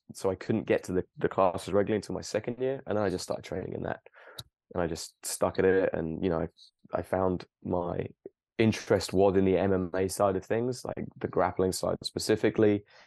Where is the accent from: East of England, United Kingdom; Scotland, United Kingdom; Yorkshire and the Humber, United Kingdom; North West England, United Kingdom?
East of England, United Kingdom; Cambridge; also born or lived in Plymouth; I grew up and I actually grew up very close to where I live now, maybe five miles away in Cambridge